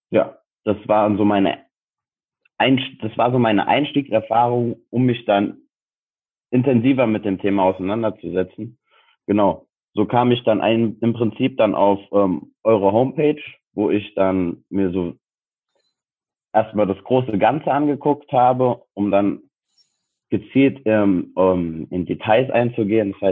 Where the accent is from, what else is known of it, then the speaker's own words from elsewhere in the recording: Frankfurt, Hesse, Germany; ich bin 27, ich wohne in Frankfurt, beziehungsweise ich komme aus Frankfurt